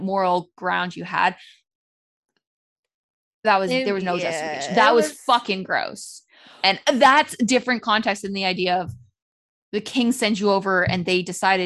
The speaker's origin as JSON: {"language": "English", "country": "Canada", "said": "we're Canadian."}